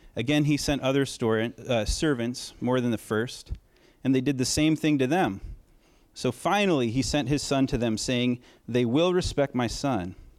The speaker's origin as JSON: {"language": "English", "region": "Oregon", "country": "United States", "said": "I'm from Oregon"}